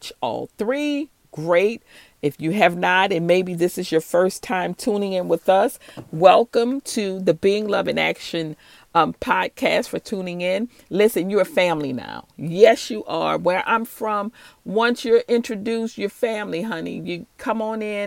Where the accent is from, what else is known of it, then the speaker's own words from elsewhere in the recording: New Orleans, Louisiana, United States; I'm from New Orleans, Louisiana. So if you hear that accent and you hear me say baby, that's what you're hearing